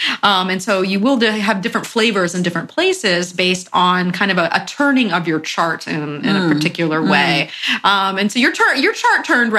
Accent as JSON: {"language": "English", "region": "Florida", "country": "United States", "moved": "yes", "lives_now": "San Diego, United States", "said": "I'm originally from Florida"}